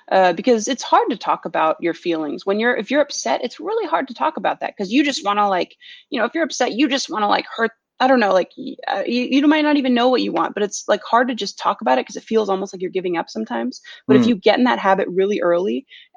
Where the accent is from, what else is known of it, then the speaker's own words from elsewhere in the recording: California, United States; moved away as an adult; also born or lived in Philadelphia / Norway; now in Boston, United States; I grew up in California